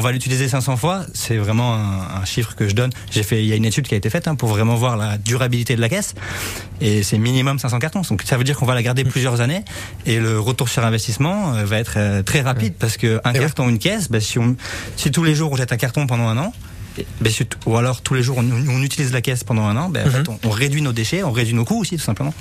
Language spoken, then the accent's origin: French; France; now in Monaco; Je suis basé à Monaco, je suis français, je suis basé à Monaco